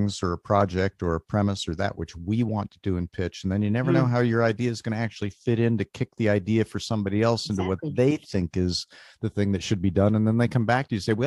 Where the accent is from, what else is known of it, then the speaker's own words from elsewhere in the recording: Anaheim, California, United States; I grew up in Anaheim